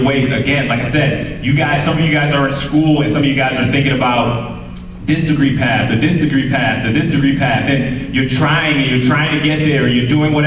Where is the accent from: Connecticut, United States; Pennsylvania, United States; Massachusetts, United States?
Connecticut, United States; moved away; I'm from Connecticut